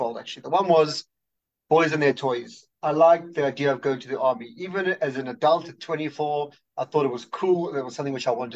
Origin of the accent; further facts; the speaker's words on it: Johannesburg, Gauteng, South Africa; moved away as an adult; also born or lived in Australia / New York; now in Israel; I grew up in Johannesburg